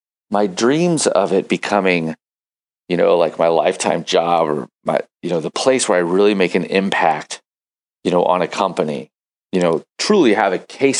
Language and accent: English; St. Louis, Missouri, United States; here in St. Louis, Missouri, middle of the United States, my hometown, my home country.